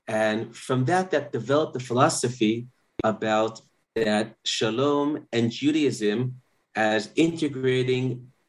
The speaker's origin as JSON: {"language": "English", "town": "Manhattan", "region": "New York", "country": "United States", "tie": "born or raised there", "moved": "yes", "lives_now": "Israel", "said": "I grew up in Manhattan, but I moved to Israel in 1993"}